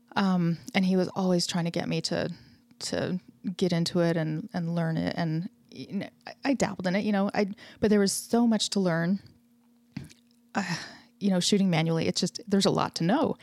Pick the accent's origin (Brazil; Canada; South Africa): Canada; I grew up in Canada